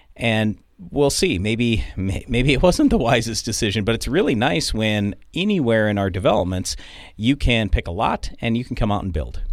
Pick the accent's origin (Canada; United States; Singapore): United States; Baltic, South Dakota; I grew up in Baltic or right outside of Baltic and spent so much time there